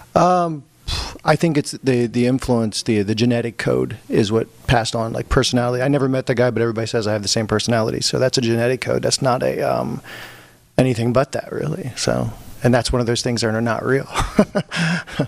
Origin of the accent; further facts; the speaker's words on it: Pennsylvania, United States; I grew up in Pennsylvania, small town